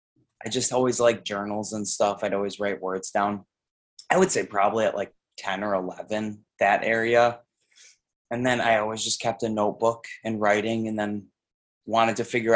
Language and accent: English; Irondequoit, New York, United States; I grew up in Arundicoit.